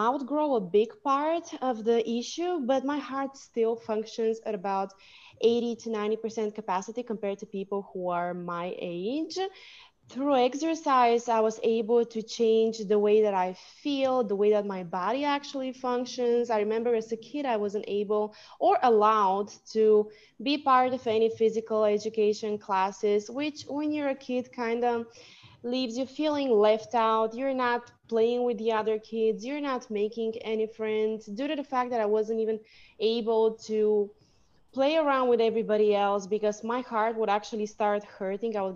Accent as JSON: {"language": "English", "country": "Bulgaria", "tie": "born or raised there", "said": "my Bulgarian Bulgarian name because I was born in Bulgaria, means fighter."}